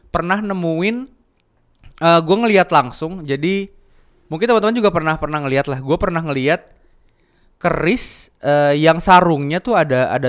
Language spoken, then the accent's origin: Indonesian; Java, Indonesia; yang gue tahu terakhir di di kampung gue di Jawa